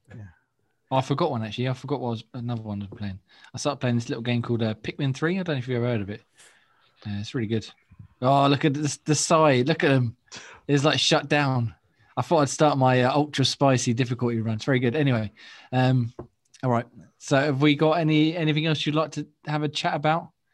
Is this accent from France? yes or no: no; England, United Kingdom; accent: English; chavvy; our uh, English accents